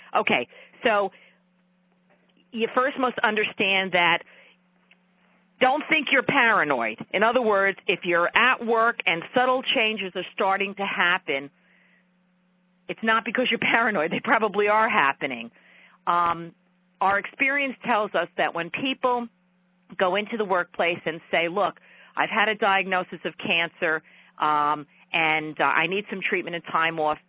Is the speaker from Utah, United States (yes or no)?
no; New York, United States; accent: New York; my New York accent is a tad too thick